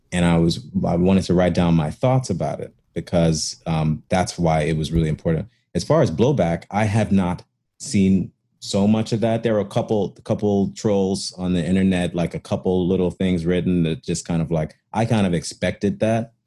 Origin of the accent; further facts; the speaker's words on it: Chicago, Illinois, United States; moved away; also born or lived in Cincinnati; I grew up in Chicago too